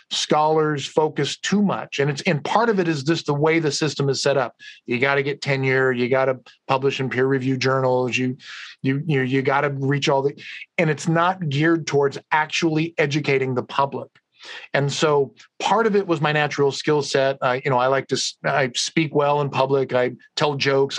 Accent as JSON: {"language": "English", "town": "Madera", "region": "California", "country": "United States", "tie": "born or raised there", "said": "I'm a kid from Central California, right? From Madera, Fresno"}